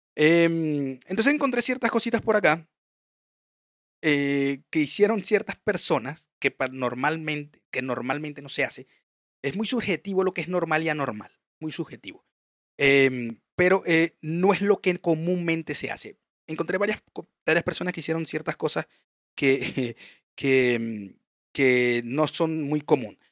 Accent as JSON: {"language": "Spanish", "country": "Venezuela", "said": "yo sé que soy venezolano"}